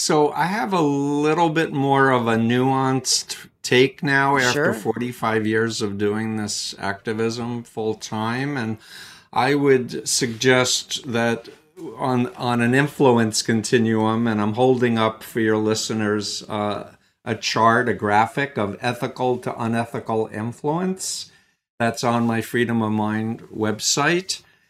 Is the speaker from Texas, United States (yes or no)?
no; Queens, New York, United States; I was born in Flushing, Queens, New York. I actually grew up 1.3 miles from Donald Trump's childhood home in Jamaica Estates. Anyway, in my story, I was raised Jewish